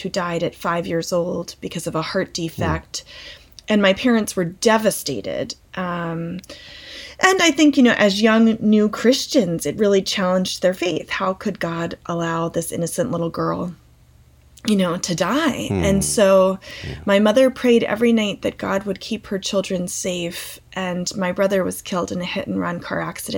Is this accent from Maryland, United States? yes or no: yes; Calvert County, Maryland, United States; I grew up in Calvert County, which it's not very far from DC